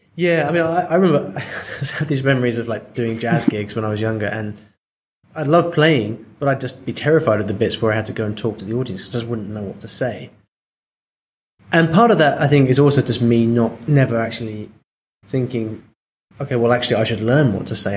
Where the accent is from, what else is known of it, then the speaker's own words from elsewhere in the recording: England, United Kingdom; now in Spain; I'm I'm English